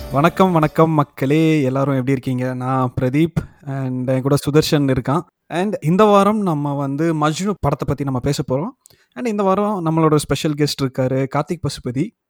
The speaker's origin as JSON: {"language": "Tamil", "town": "Palani", "region": "Tamil Nadu", "country": "India", "tie": "born or raised there", "said": "பழனியில் பிறந்து வளர்ந்தேன்"}